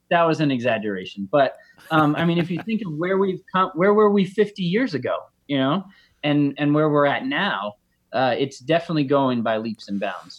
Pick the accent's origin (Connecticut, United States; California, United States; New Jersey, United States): Connecticut, United States; I grew up in Connecticut